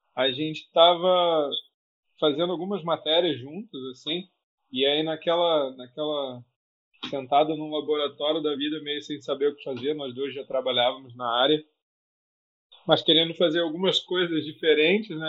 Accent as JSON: {"language": "Portuguese", "region": "Rio de Janeiro", "country": "Brazil", "tie": "born or raised there", "said": "nasci no Rio de Janeiro"}